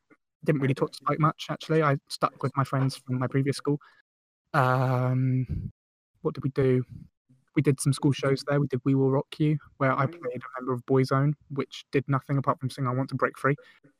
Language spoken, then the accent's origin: English; Farncombe, South East England, United Kingdom; also born or lived in Guildford; I was born in Guildford. Yeah. Lived there for 2 years, and then my sister came along, and we moved away from Guildford into, like, 10 minutes away from Guildford into a place called Farncombe, which is where Spike lived as well.